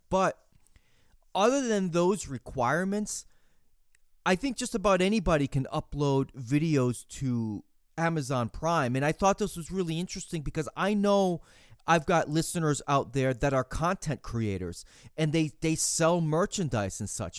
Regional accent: United States

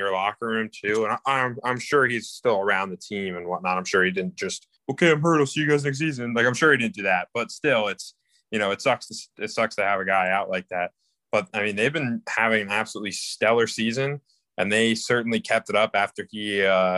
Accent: Tampa, Florida, United States; I'm from Tampa.

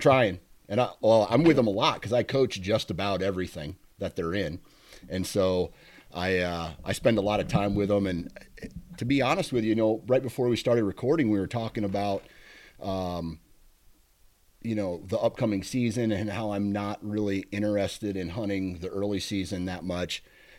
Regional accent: Iowa, United States; I'll hunt Iowa, my home state.

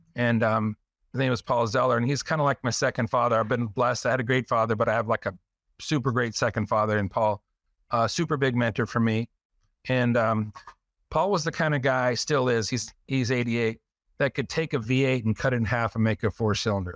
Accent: Phoenix, Arizona, United States; I grew up in Central Phoenix

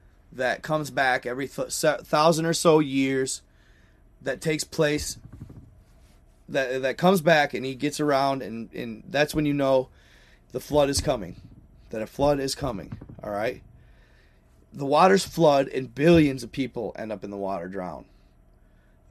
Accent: Michigan, United States; moved away; I'm from Michigan

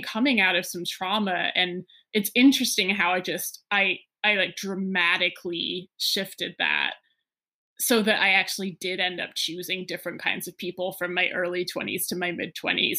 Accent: New England, United States; I grew up partly in New England

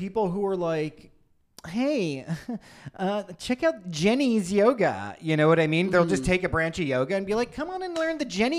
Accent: India; speaking as an Indian man

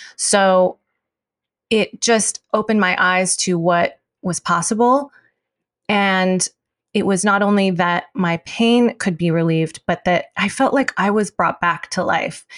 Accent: United States; being Chinese American

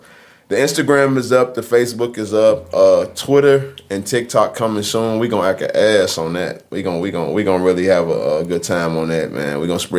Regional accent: Chicago, Illinois, United States; also born or lived in Mexico; I think I was born in Mexico, and then my mama came and then to the projects, and then she dropped me off in Chicago, and then she left.

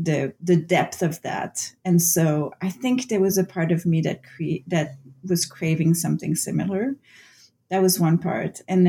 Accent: Canada; first language French; English is a second language; because my first language is French-Canadian, so I've translated a lot of playwrights from the French to English.

